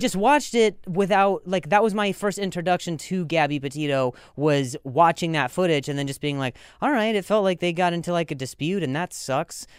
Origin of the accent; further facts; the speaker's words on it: Las Vegas, Nevada, United States; moved away; also born or lived in Indiana; I grew up in Vegas, but I was born in, in Indiana